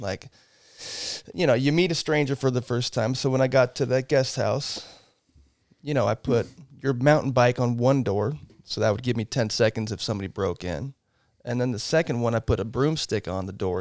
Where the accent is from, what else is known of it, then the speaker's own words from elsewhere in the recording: Portland, Oregon, United States; moved away; I grew up in Southeast Portland. Um, lived there, uh, until I was nineteen